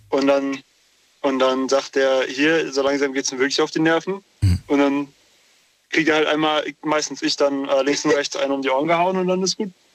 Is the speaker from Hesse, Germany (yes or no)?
yes; near Wiesbaden, Hesse, Germany; Ich komme aus der Nähe von Wiesbaden.